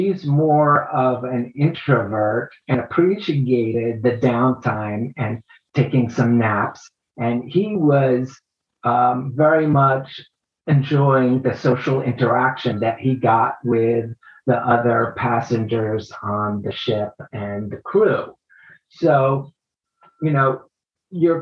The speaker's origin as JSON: {"language": "English", "country": "United States", "said": "pegging me as an American"}